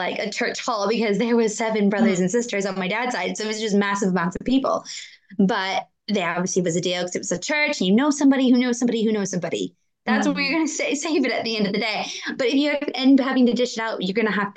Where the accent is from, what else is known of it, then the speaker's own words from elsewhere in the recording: Wisconsin, United States; I grew up in Wisconsin